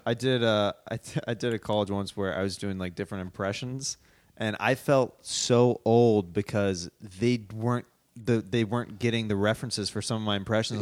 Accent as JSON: {"language": "English", "town": "Kansas City", "country": "United States", "moved": "yes", "said": "I'm from Kansas City"}